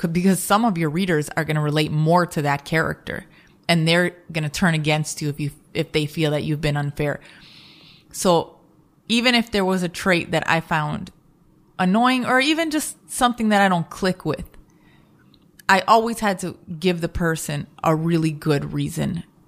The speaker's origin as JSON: {"language": "English", "town": "Chicago", "region": "Illinois", "country": "United States", "said": "I'm from the Midwest also. I'm from Chicago"}